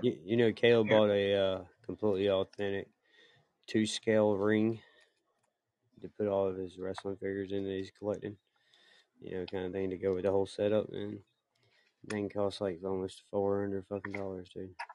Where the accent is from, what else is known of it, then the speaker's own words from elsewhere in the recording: South Carolina, United States; I'm from South Carolina